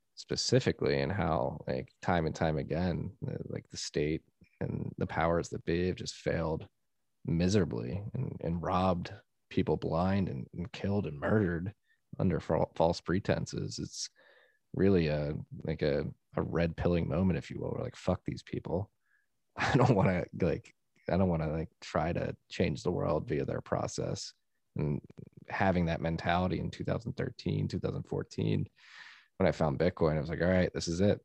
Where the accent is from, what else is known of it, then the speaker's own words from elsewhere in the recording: United States; as an American